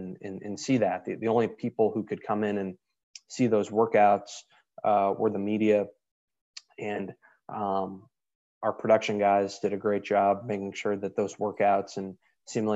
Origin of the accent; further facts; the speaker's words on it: Cambridge, Massachusetts, United States; I grew up in Cambridge, Mass